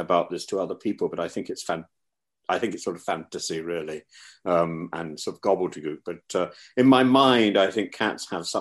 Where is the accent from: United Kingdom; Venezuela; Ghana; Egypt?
United Kingdom; Derby, school near Leicester, East Midlands; I was at school near Leicester, and so I was born in Derby